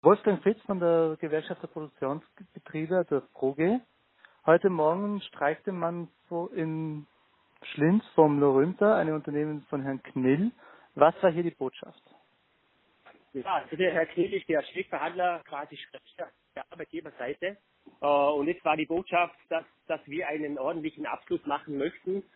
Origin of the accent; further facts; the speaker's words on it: Vorarlberg, Austria; bei uns in Vorarlberg